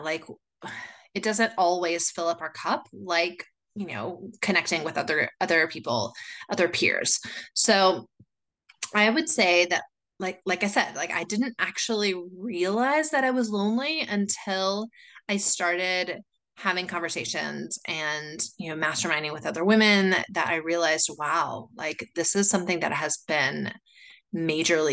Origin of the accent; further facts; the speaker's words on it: United States; moved away as an adult; now in Chile; I am originally from the States, but I moved here 17 years ago